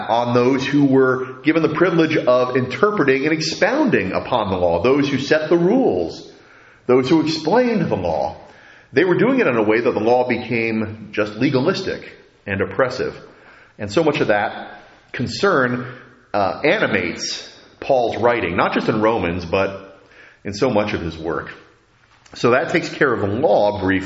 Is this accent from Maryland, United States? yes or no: no; New York, United States; moved away; I'm always going to be a New Yorker because I was born in New York.